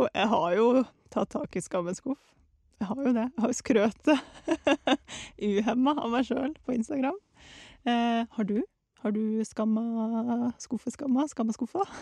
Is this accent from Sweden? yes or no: no; Russia; now in Norway; jeg var hjemme i Russland i eh, ferien